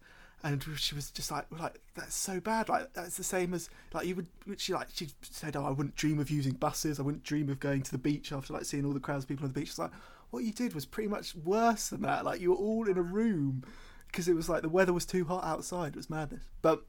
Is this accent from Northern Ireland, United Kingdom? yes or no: no; London, United Kingdom; Oh, well, as am I. Do you know, I'm from London.